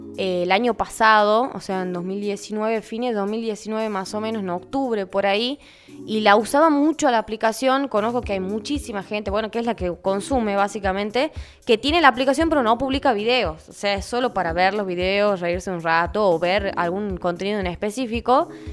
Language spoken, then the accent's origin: Spanish; Tucumán, Argentina; soy tucumana